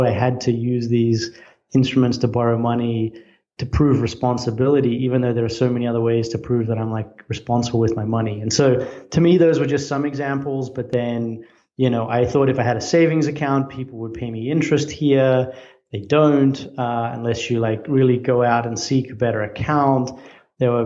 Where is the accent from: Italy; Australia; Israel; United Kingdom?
Australia; moved away as an adult; now in United States; I'm Australian.